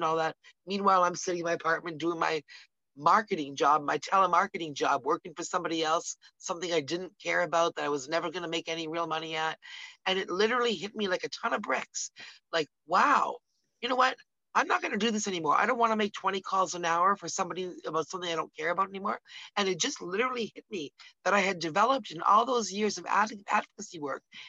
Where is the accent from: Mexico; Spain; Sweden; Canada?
Canada; We're from Canada, we're here in Canada